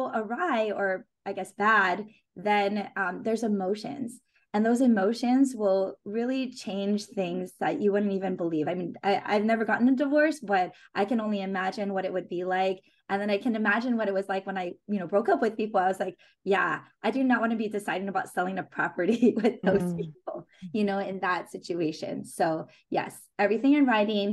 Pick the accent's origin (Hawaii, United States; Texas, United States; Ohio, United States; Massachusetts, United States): Hawaii, United States; I grew up in Hawaii